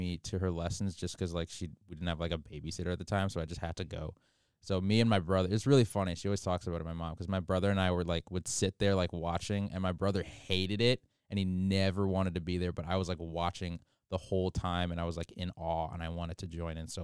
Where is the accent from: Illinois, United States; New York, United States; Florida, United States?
Illinois, United States; Chicago; moved away as an adult; I'm from Chicago, Illinois